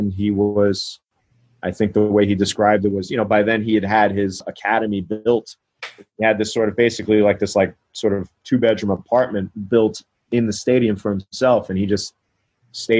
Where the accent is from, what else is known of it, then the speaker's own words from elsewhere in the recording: New York, United States; I'm born and raised in New York.